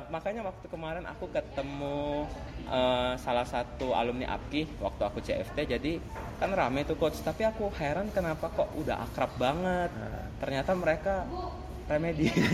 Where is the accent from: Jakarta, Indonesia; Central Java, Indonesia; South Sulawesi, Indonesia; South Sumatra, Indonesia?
South Sumatra, Indonesia; Palembang; Saya berasal dari Palembang